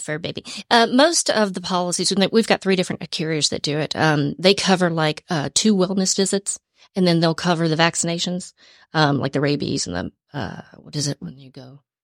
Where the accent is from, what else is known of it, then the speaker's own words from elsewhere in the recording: Atlanta, Georgia, United States; also born or lived in Cobb County, Georgia; I'm originally from Georgia. Was born and raised in Atlanta, then moved to Cobb County, spent most of my life in Cobb County